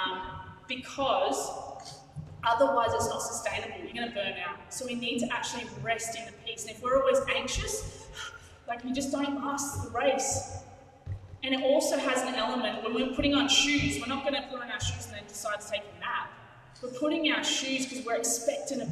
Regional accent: Canberra, Australian Capital Territory, Australia; now in Sydney, Australia; Where I grew up in Canberra, we had little cockroaches, like normal humans. And then we came to Sydney

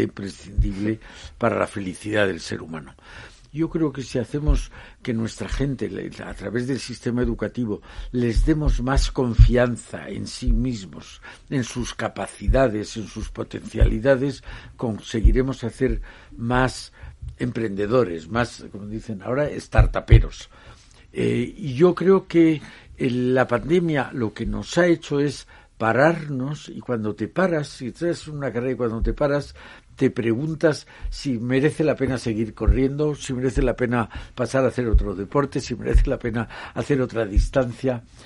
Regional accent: Spain; soy europeo y que soy español

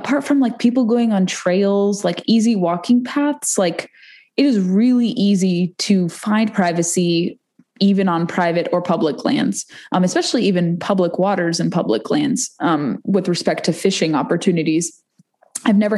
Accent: West Coast, United States; moved away; I'm from the West Coast originally

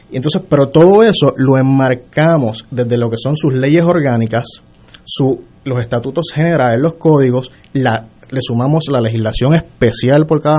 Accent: Mayagüez, Puerto Rico; Yo soy de Mayagüez original.

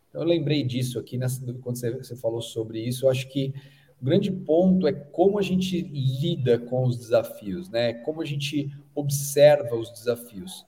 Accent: Brazil; also born or lived in Australia; que sou brasileiro

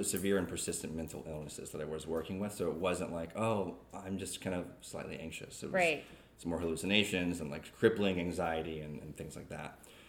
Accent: Jacksonville, North Carolina, United States; also born or lived in California, United States / Okinawa, Japan; So I was born in California, lived there for 2 years, moved to Japan, Okinawa, Japan. Lived there for 6 years and then moved to Jacksonville, North Carolina.

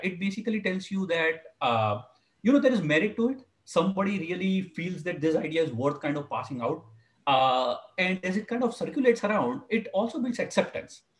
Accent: India; now in California, United States; When when I was growing up in India, uh, I'm originally from India

